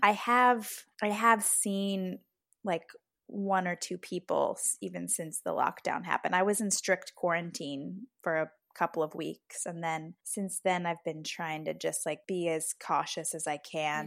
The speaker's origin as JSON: {"language": "English", "country": "United States", "said": "I'm American"}